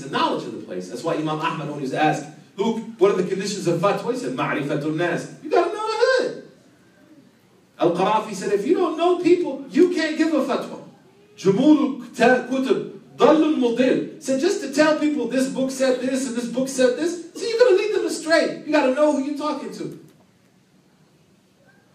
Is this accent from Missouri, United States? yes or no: no; Oklahoma, United States; moved away as an adult; also born or lived in the South; I was from Oklahoma